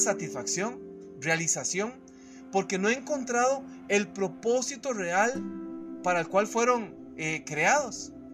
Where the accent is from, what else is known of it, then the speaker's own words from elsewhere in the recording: Costa Rica; cuando laboraba en una empresa eh, en mi país, en Costa Rica